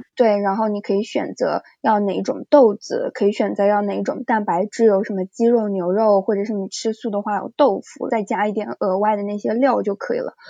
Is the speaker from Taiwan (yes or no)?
no; China; moved away as an adult; also born or lived in United States; 如果我小组里面只有我一个中国人